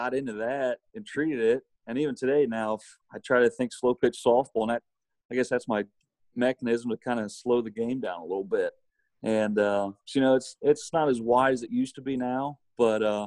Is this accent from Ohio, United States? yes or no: yes; Fort Loramie, Ohio, United States; my hometown of Fort Laramie